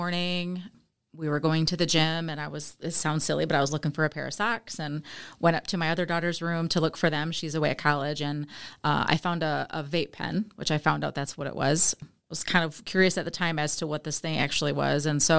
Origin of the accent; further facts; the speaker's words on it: Jackson, Michigan, United States; now in Eaton Rapids, United States; I am from Jackson, Michigan, originally. I now live in Eaton Rapids, Michigan, with my husband, Michael.